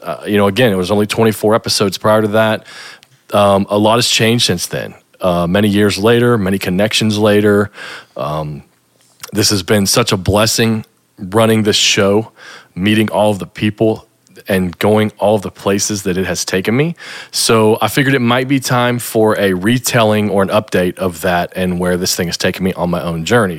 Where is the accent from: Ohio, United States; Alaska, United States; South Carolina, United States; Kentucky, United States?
Kentucky, United States; growing up in Kentucky, which is where I still live.